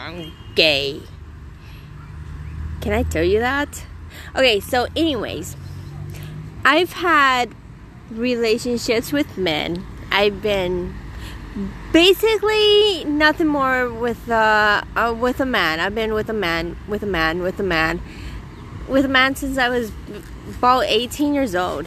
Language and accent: English; United States; now in Israel; I grew up in the United States.